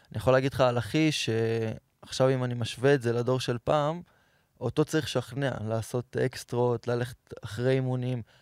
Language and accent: Hebrew; Petah Tikva, Central District, Israel; האמת, גדלתי בפתח תקווה. יש חלק מהמשפחה של אבא שלי מכבי, חלק הפועל